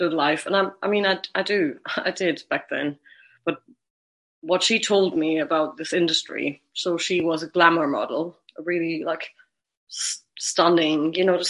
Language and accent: English; Germany; moved away; also born or lived in Brighton, United Kingdom; I'm from Germany